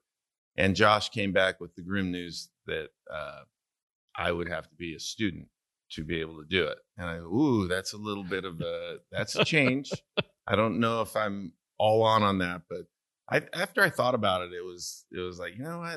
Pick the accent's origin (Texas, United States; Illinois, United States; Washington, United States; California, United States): California, United States; Santa Maria; moved away as an adult; also born or lived in Stillwater, Oklahoma; I am from Santa Maria, California